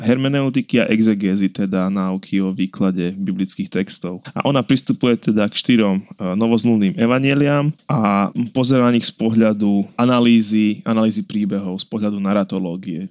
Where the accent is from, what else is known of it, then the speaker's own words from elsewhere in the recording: Slovakia; sme my Slováci